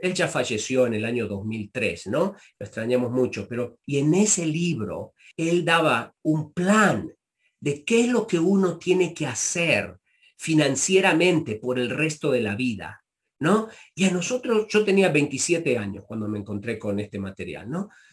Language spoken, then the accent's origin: Spanish; Argentina; moved away as an adult; also born or lived in Chicago, United States; now in United States; me vuelvo a la Argentina